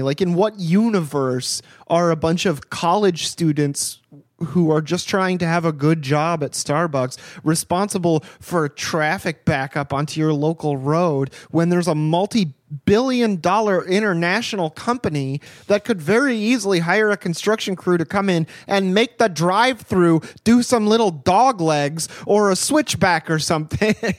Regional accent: United States; I'm an American living in America, podcasting from America

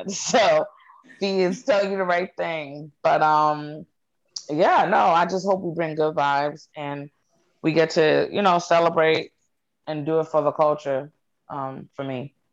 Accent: North Dakota, United States; I'm from North Dakota.

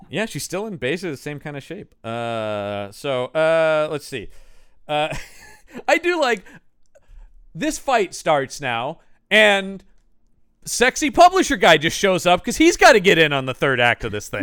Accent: United States; I'm an American

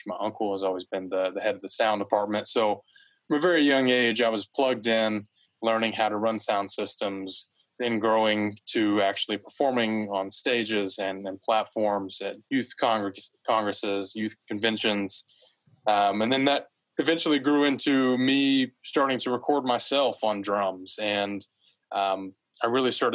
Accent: Fort Smith, Arkansas, United States; I was born and raised in Fort Smith, Arkansas, where I currently reside now.

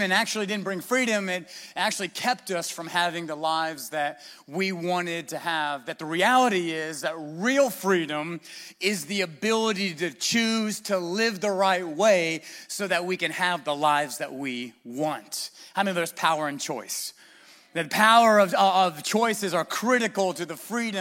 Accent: United States; we're American

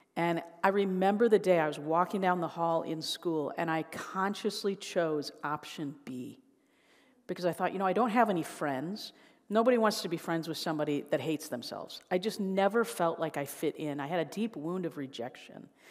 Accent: Chicago, Illinois, United States; now in Indiana, United States; I, um, was born and raised in the Chicago area

